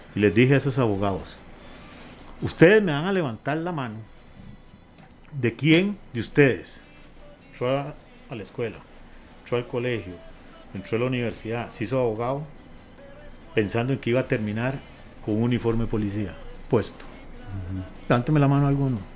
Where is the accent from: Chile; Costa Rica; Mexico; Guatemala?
Costa Rica; somos Costa Rica, somos un país